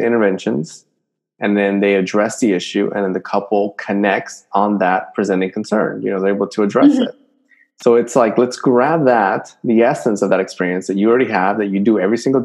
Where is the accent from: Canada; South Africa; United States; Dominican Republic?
Dominican Republic; moved away; I'm from Dominican Republic, and whenever I go back there